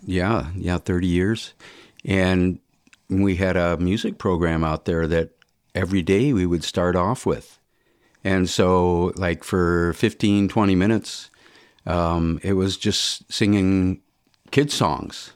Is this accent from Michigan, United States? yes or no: yes; Birmingham, Michigan, United States; also born or lived in Detroit, Michigan; I grew up in Birmingham, went to, uh, you know, high school